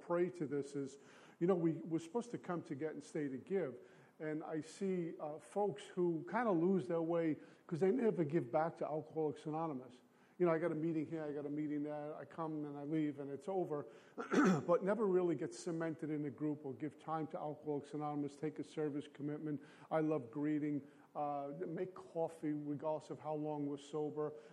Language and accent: English; New York City, New York, United States; also born or lived in Minnesota; I grew up in Brooklyn